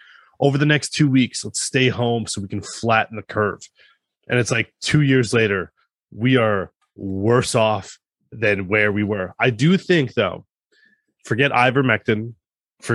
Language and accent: English; United States; I'm American